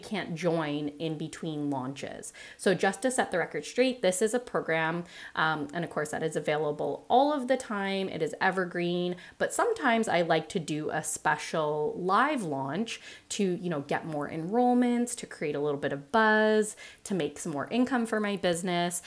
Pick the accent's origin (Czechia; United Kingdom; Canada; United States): Canada; Being a Canadian myself, a Canadian nutritionist myself